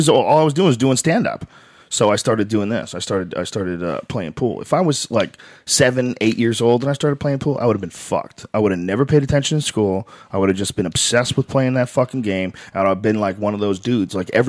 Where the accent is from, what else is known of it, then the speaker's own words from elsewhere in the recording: Miami, Florida, United States; You say you're Cuban. I'm Cuban from Miami. Of course I'm a Republican.